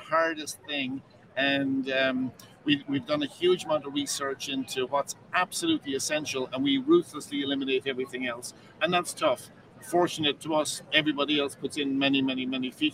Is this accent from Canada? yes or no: no; Ireland; moved away as an adult; also born or lived in New York; I'm from Ireland